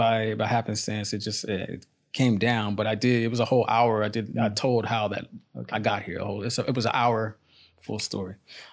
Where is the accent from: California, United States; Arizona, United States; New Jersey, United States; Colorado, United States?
California, United States; San Francisco; also born or lived in Oakland; now in Indonesia; In San Francisco, California, Oakland, California, both sides of the bank.